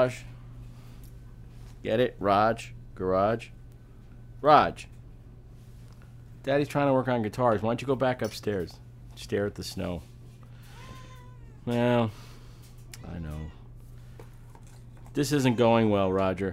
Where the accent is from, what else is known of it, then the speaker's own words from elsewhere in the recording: Amityville, New York, United States; I've lived in this part of the world all my life. I was born in Amityville on Long Island at a hospital that's now gone called Brunswick Hospital